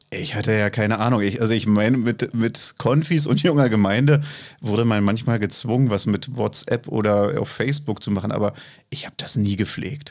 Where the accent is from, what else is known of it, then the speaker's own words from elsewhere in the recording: East Germany, Germany; also born or lived in Fürstenwalde; ich bin ja ein Kind der DDR